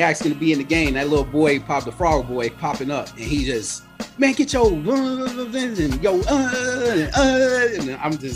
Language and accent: English; Chicago, Illinois, United States; I'm from Avalon Park.